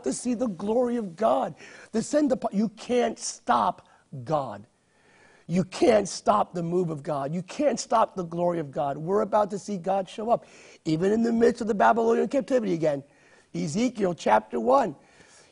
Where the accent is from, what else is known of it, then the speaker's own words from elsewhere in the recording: United States; an American of Hispanic descent